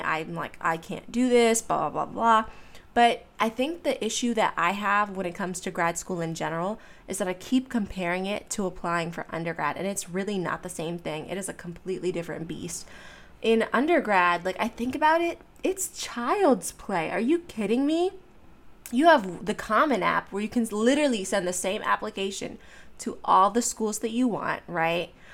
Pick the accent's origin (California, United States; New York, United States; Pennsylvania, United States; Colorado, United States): Pennsylvania, United States; Pittsburgh; moved away; I'm from Pittsburgh